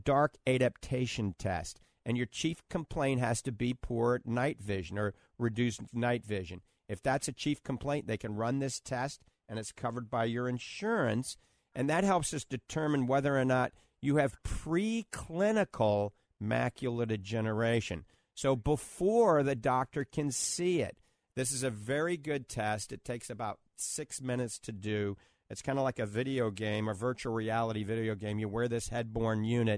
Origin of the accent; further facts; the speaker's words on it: New Orleans, Louisiana, United States; back when I grew up in New Orleans